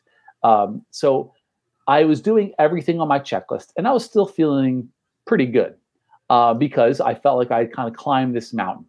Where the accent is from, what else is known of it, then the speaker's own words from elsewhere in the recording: outside of Trenton, New Jersey, United States; also born or lived in Belmar, New Jersey; I'm from Central Jersey. I actually live in Belmar now